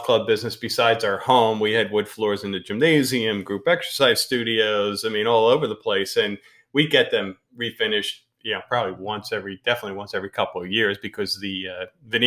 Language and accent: English; Pennsylvania, United States; now in the South, United States; We come from the North. We're from Pennsylvania